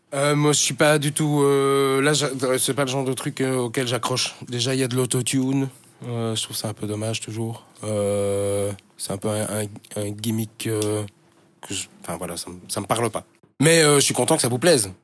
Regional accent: Schaerbeek, Brussels-Capital Region, Belgium; first language French; also born or lived in Woluwe-Saint-Lambert / Ixelles; J'ai grandi à Scarbeck

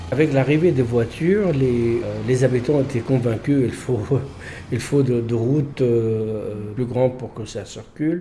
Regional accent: Gaza, Gaza Strip, Palestine; moved away as an adult; also born or lived in France; J'ai grandi euh, sur place jusqu'à le baccalauréat et puis je suis parti à l'étranger

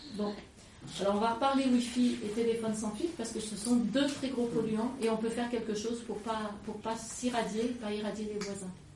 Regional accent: Lyon, Auvergne-Rhône-Alpes, France; now in Drôme, France; je suis lyonnaise d'origine

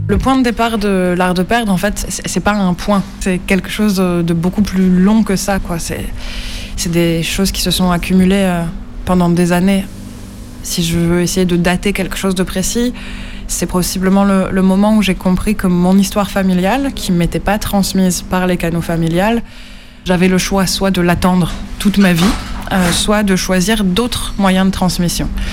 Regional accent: France; also born or lived in Nancy; je suis française

